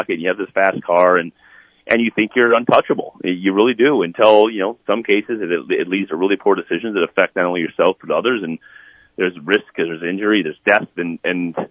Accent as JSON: {"language": "English", "region": "South Dakota", "country": "United States", "tie": "born or raised there", "moved": "yes", "said": "my home state."}